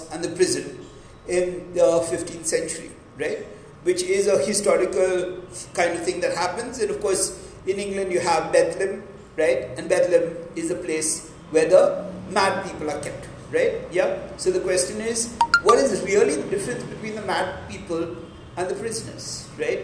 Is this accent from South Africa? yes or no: no; Pune, Maharashtra, India; the town that I was brought up in Pune, right? In a place called Yerabda